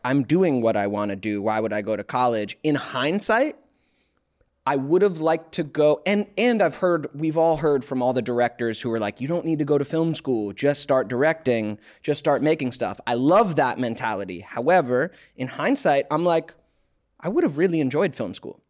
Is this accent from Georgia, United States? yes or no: yes; Alpharetta, Georgia, United States; now in Los Angeles, United States; Outside Atlanta, suburbs of Atlanta